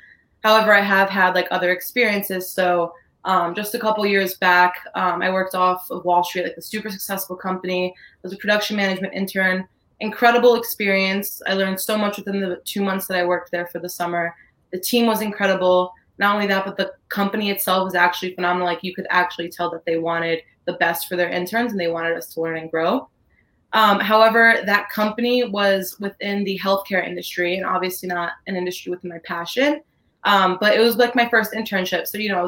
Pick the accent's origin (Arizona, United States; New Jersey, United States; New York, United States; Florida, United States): New Jersey, United States; Millburn; I'm from Milburn, so like we're always there.